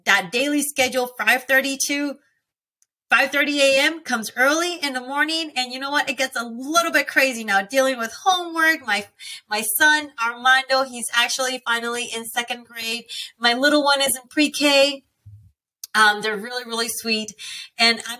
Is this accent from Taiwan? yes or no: no; Puerto Rico; moved away as an adult; also born or lived in Alabama / California / North Dakota; now in Georgia, United States; I grew up in Puerto Rico my whole life, meaning from the age of six that I started there. I was raised there till I got married my first time to the age of 22.